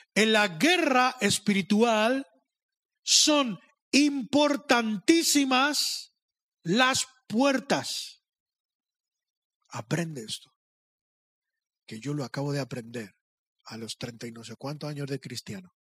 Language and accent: Spanish; Madrid, Community of Madrid, Spain; Yo soy de Madrid. Yo tengo el otro problema, que me creo muy listo, porque soy de Madrid